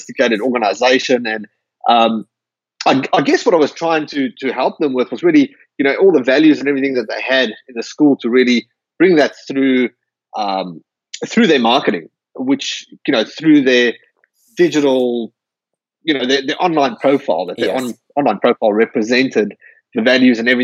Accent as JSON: {"language": "English", "country": "South Africa", "moved": "as an adult", "lives_now": "Perth, Australia", "said": "I'm from South Africa originally. I immigrated to Perth, Australia about 11 years ago."}